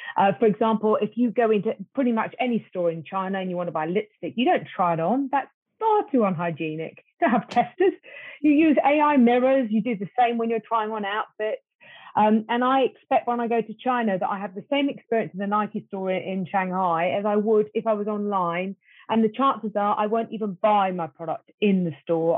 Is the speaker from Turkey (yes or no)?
no; United Kingdom; me as a Brit